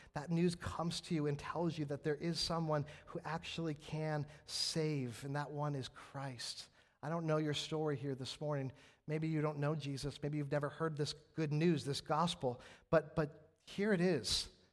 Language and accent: English; West Coast, United States; moved away; I'm from the West Coast